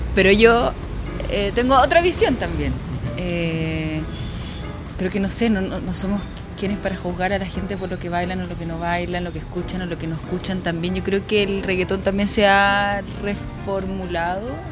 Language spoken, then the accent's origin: Spanish; Chile